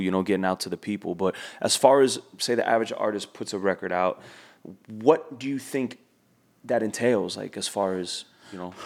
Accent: Miami, Florida, United States; we're from Miami

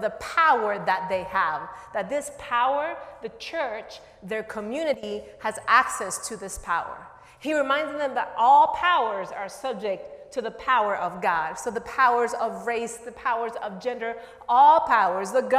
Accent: Nicaragua; now in United States; I am originally from Nicaragua

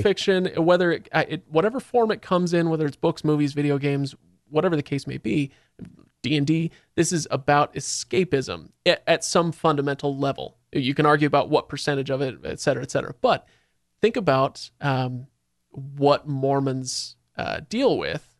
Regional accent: Seattle, Washington, United States; now in Salt Lake City, United States; I grew up in Seattle

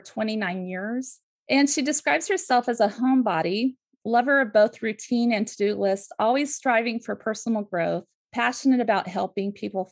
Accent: California, United States; I grew up in California

